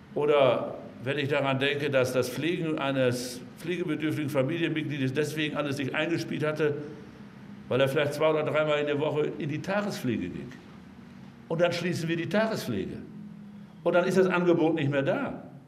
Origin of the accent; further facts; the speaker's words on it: North Rhine-Westphalia, Germany; also born or lived in Münsterland; bei uns in Nordrhein-Westfalen